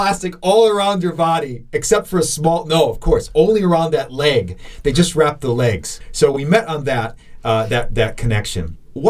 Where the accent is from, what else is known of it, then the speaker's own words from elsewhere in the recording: South Dakota, United States; moved away as an adult; now in Shanghai, China; I'm from South Dakota, all right, land of freezing.